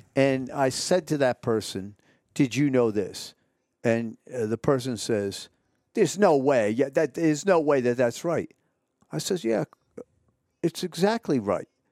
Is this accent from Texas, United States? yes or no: yes; Texas, United States; when I grew up in Texas